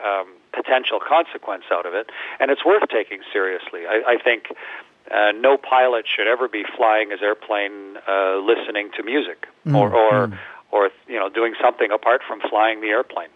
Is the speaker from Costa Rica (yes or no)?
no; Canada; especially as a Canadian